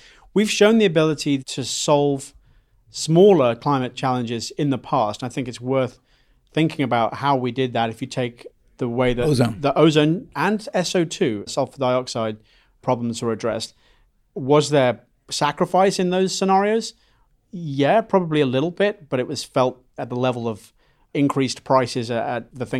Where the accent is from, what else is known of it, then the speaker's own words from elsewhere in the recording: England, United Kingdom; accent: mid-Atlantic; now in United States; so I come from England.